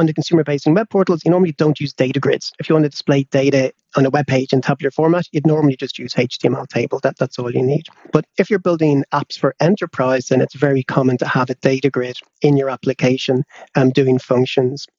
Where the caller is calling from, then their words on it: London, United Kingdom; I'm calling in from London, where we're having a heat wave